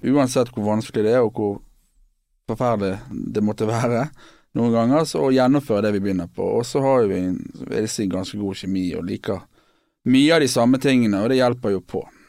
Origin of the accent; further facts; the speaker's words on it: Bergen, Vestland, Norway; also born or lived in London; vi er bergensere begge to, og erkebergensere